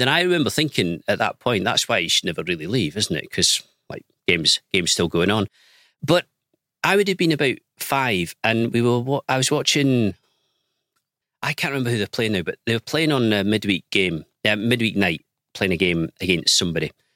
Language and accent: English; Penicuik, Scotland, United Kingdom; moved away; I was born and raised in Pennycook, which is like a little commuter town